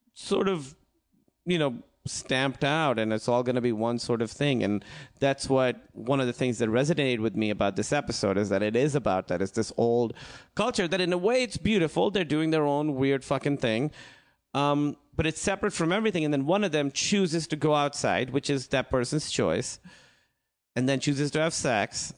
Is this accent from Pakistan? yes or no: yes; Pakistan; moved away; I grew up in Pakistan